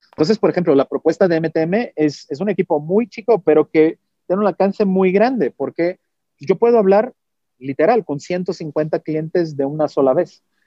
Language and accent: Spanish; Brazil; Spanish is a second language; moved away; Yo soy brasileño, mi español es 90%.